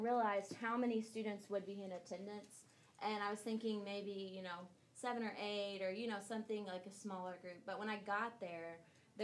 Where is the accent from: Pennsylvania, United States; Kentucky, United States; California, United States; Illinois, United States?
Kentucky, United States; I am from Kentucky